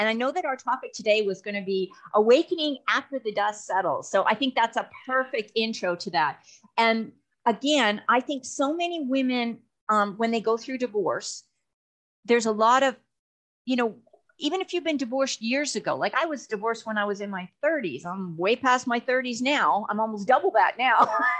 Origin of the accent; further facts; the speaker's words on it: Canada; now in Texas, United States; I came from Canada to Texas. That was a culture shock.